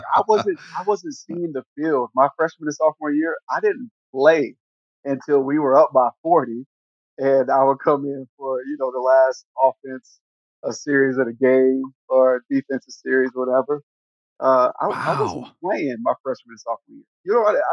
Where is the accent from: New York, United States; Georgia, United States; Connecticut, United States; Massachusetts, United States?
Georgia, United States; born or raised there; moved away as an adult; also born or lived in Green Bay, Wisconsin